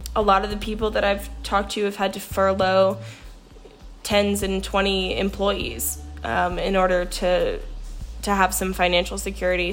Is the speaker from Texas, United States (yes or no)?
no; Roanoke, Virginia, United States; I'm from Roanoke, Virginia, and we have a pretty strong arts scene down here